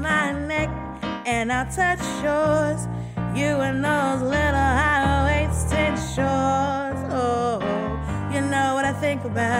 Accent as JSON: {"language": "English", "town": "Miami", "region": "Florida", "country": "United States", "moved": "yes", "said": "I'm originally from Miami"}